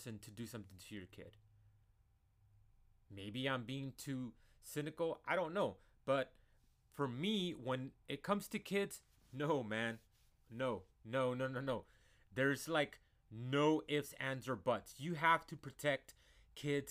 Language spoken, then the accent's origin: English; San Antonio, Texas, United States; I am a Chicano from San Antonio, Texas